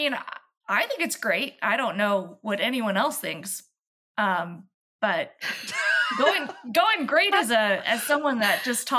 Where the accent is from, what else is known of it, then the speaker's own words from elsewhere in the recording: Louisville, Kentucky, United States; I am from Louisville, Kentucky, and that is where I reside.